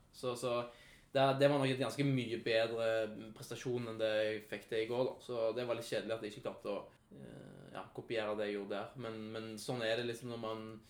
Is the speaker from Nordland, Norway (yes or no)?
no; Sandnes, Rogaland, Norway; Jeg kommer fra Lura.